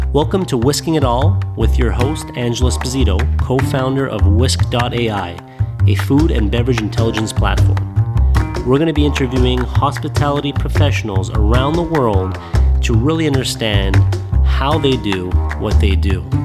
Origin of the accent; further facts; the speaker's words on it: Montreal, Quebec, Canada; moved away; also born or lived in Toronto; originally I'm from Montreal.